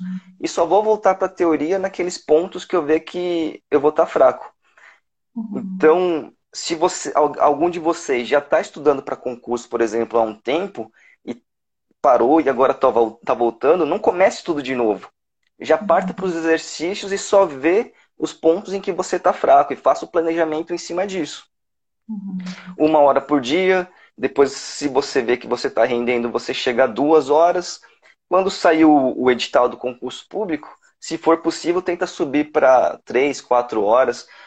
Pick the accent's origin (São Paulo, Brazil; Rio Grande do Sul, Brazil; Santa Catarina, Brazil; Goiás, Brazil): São Paulo, Brazil; moved away as an adult; now in Brasília, Brazil; eu sou natural de São Paulo, só que eu já moro aqui em Brasília desde 2012